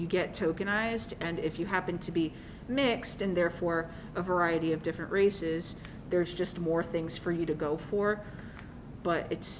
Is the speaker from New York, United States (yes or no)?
yes; New York City, New York, United States; I grew up in Coney Island